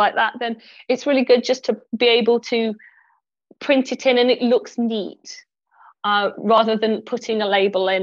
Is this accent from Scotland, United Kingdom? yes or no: no; Derbyshire, East Midlands, United Kingdom; moved away; I'm originally from Derbyshire